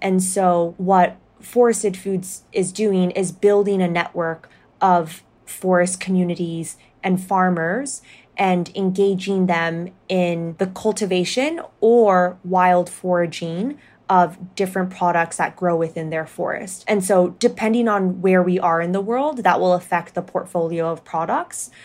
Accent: Hong Kong; moved away as an adult; also born or lived in United States / Ethiopia; I grew up in Hong Kong, so very cosmopolitan, and then went to the United States for my undergrad

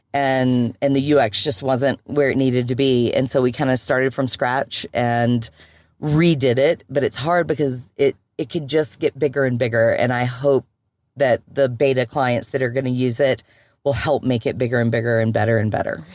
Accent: Birmingham, Alabama, United States; also born or lived in Europe; now in Colorado, United States; I was born and bred in Birmingham, Alabama, but meandered my way around United States, a little bit of Europe

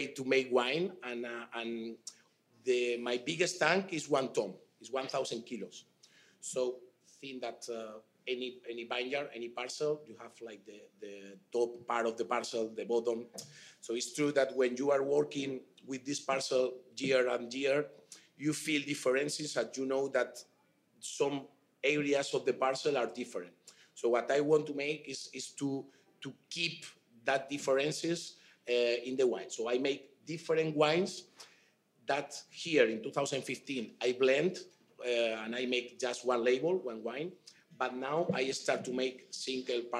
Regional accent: Toro, Castile and León, Spain; English is a second language; I am from Toro

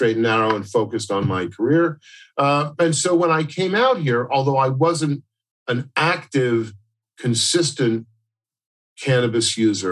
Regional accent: New York City, New York, United States; moved away as an adult; also born or lived in Northwestern New Jersey; now in Las Vegas, United States; Grew up in and around New York City and moved out here to Vegas in 2010

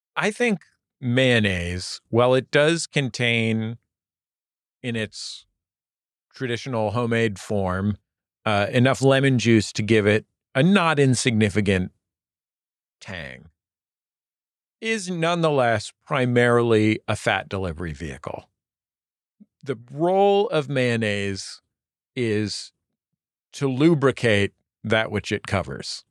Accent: United States; I'm American

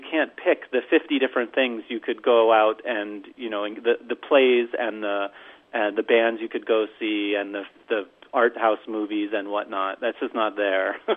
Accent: New York, United States; moved away; also born or lived in St. Paul, Minnesota; I grew up a Jew in New York eating bagels

